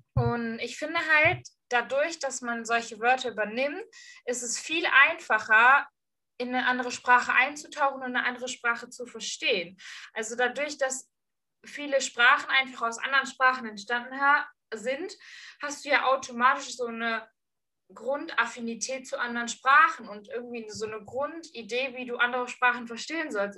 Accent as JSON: {"language": "German", "area": "Ruhr area", "region": "North Rhine-Westphalia", "country": "Germany", "accent": "Ruhrpott", "said": "Ruhrpott kann ich halt auch reden"}